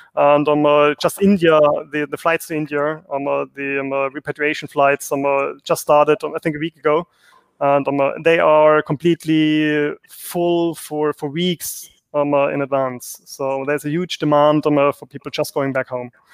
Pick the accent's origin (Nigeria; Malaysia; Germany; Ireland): Germany; moved away; I'm originally from Germany, so Germany.